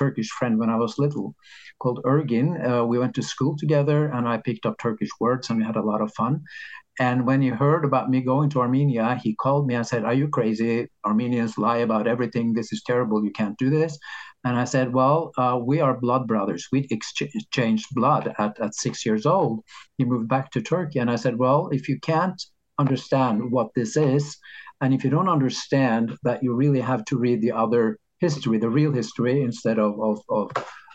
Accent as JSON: {"language": "English", "country": "Norway", "said": "in Norway, we have this system"}